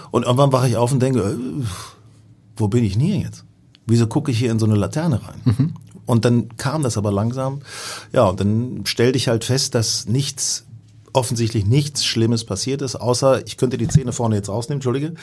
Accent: Hanover, Lower Saxony, Germany; Da bin ich nach Hannover gefahren, meiner Heimatstadt, wo ich noch meinen ersten Wohnsitz habe

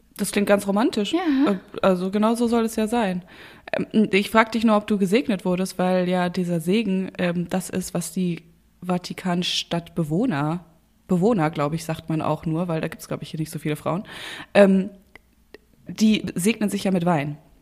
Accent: North Rhine-Westphalia, Germany; ich komme ja aus, aus Nordrhein-Westfalen und äh, da, wo meine Familie herkommt, sagt man auch zu Rouladen Rolladen.

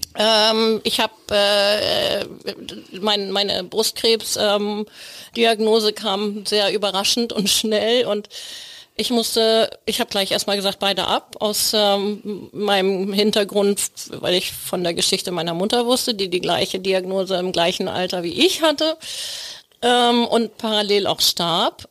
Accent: Plön, Schleswig-Holstein, Germany; Ich komme aus Plön

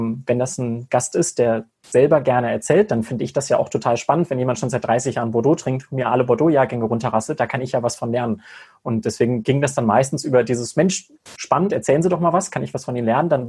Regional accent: Cologne, North Rhine-Westphalia, Germany; Ich habe mit 17 meine Hotelfachlehre in meiner Heimat in Köln begonnen

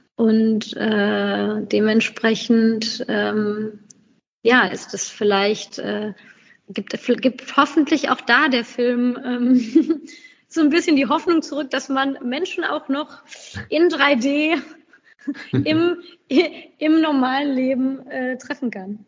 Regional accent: Germany; dass Deutschland äh, ist, ist auch meine berufliche Heimat

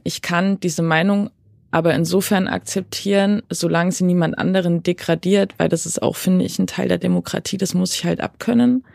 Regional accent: Saxony, Germany; Also ich bin in Sachsen groß geworden, in so einem kleinen Dörfchen in Sachsen

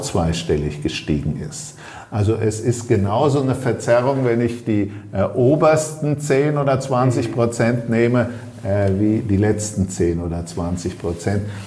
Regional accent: Germany; also born or lived in Ostholstein; wir als Deutsche

